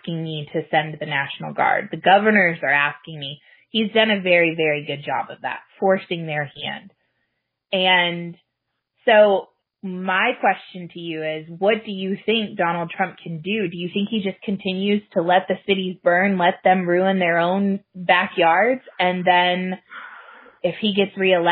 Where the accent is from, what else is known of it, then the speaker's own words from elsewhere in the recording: the South, United States; now in Minnesota, United States; we grew up in the South